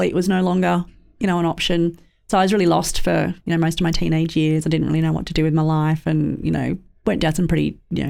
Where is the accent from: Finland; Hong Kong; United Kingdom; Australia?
Australia; Sydney, New South Wales; growing up in Western Sydney